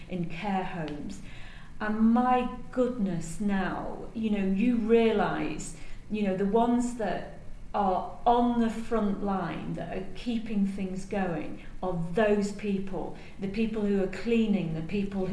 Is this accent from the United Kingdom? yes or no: yes; United Kingdom; now in Singapore; I'm British